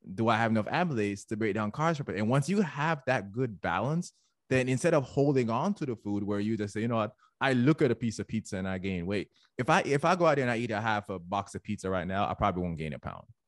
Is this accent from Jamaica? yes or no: yes; Jamaica; now in United States; I'm Jamaican